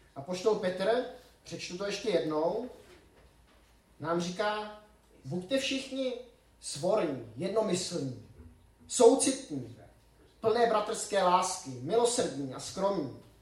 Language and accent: Czech; Czechia; moved away; also born or lived in Switzerland; u nás v Čechách